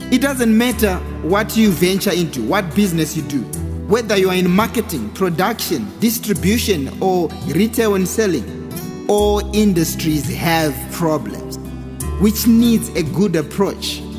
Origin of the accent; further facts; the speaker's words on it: Harare, Zimbabwe; I grew up in Harare, and apparently, in most townships, there's a lot of vendors.